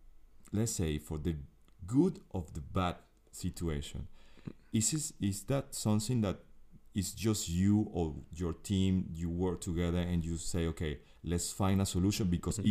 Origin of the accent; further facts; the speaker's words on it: Venezuela; English is a second language; For me, Jill, sports is everything. I grew up in Venezuela